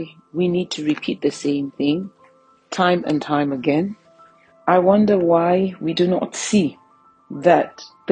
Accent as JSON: {"language": "English", "country": "Nigeria", "said": "as a Nigerian"}